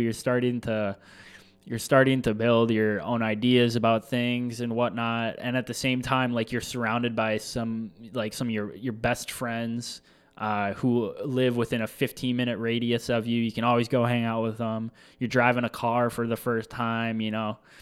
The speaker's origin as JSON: {"language": "English", "town": "La Crosse", "region": "Wisconsin", "country": "United States", "tie": "born or raised there", "said": "growing up in La Crosse, Wisconsin, um, Midwest, born and raised."}